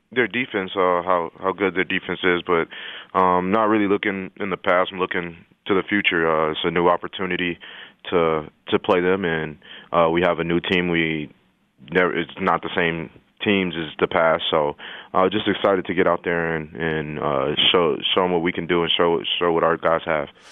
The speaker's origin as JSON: {"language": "English", "town": "El Paso", "region": "Texas", "country": "United States", "moved": "yes", "said": "I'm from El Paso, Texas."}